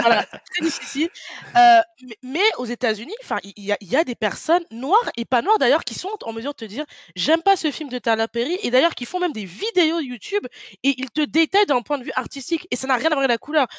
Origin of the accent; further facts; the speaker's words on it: France; je suis née en France, j'ai grandi en France.